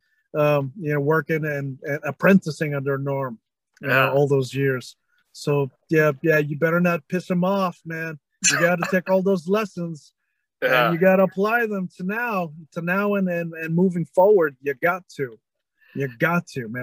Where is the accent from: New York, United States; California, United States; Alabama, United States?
California, United States; San Francisco; also born or lived in Manila; San Francisco would be the first one because that's okay. my hometown. It's where I grew up. So the whole Bay Area